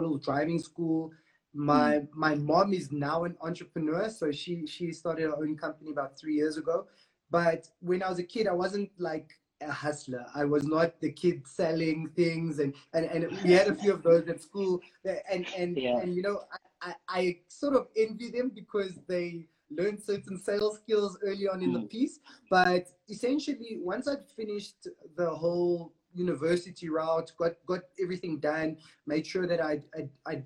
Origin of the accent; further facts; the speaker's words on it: Johannesburg, Gauteng, South Africa; I'm born and bred in Joburg. I grew up in an area called Bez Valley.